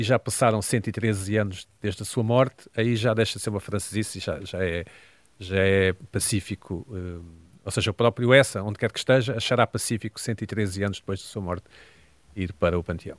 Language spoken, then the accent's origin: Portuguese; Portugal; somos portugueses que estão em Portugal em 2023